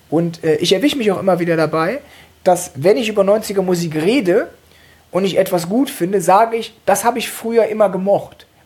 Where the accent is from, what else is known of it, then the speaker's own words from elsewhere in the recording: Cologne, North Rhine-Westphalia, Germany; Äh, ich komme aus Köln, das heißt, ich von klein auf höre ich Karnevalsmusik. Da habe ich auch angefangen zu, zu singen.